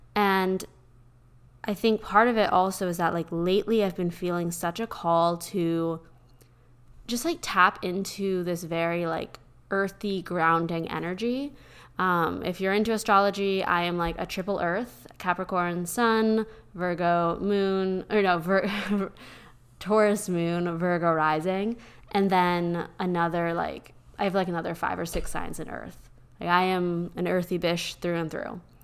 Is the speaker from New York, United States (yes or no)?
no; Pennsylvania, United States; born or raised there; now in Austin, United States